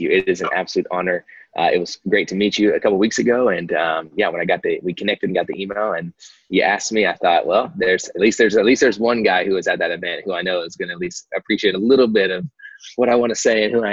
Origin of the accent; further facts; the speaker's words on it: Dallas, Texas, United States; also born or lived in Kansas; So, um, so I was born in Kansas, uh, but I only lived in Kansas for like uh, a week, so I don't really claim Kansas. Came back to the Dallas Fort Worth area, um, North Dallas areas